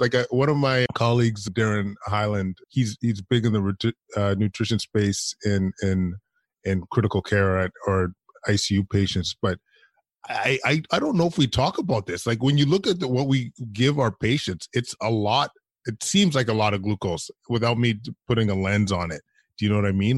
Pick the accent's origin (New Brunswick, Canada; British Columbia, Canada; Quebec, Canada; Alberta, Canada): Alberta, Canada; moved away; I'm from Alberta originally, so boys from back home